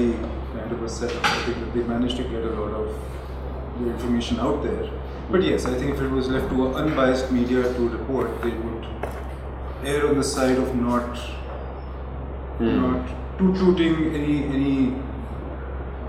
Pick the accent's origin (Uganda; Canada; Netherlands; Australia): Canada; I was born in Canada